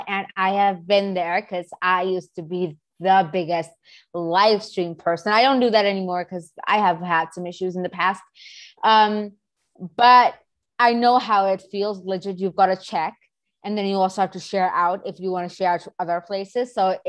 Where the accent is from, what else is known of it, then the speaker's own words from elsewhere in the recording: Pakistan; I am 14. I move around the country, but let's just say I'm from Pakistan.